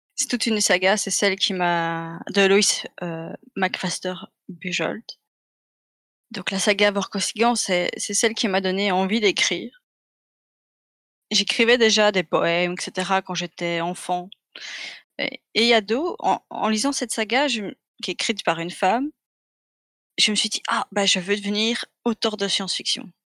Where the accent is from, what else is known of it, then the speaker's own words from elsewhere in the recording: Belgium; je suis belge